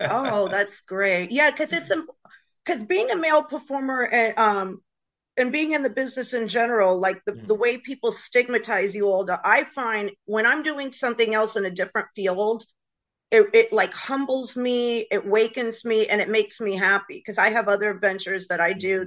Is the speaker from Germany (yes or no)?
no; Florida, United States; also born or lived in Bronx, New York / Los Angeles, California; now in New York, United States; I was raised, I was born in the Bronx, raised in Florida.